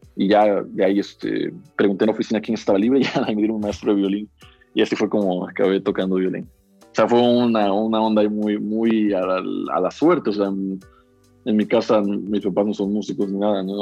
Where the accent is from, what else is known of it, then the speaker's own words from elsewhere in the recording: Xalapa, Veracruz, Mexico; nací aquí en Jalapa